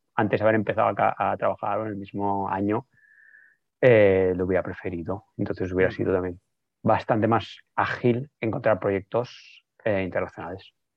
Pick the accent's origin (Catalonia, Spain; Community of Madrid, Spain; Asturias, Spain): Catalonia, Spain; Barcelona; los que somos de Barcelona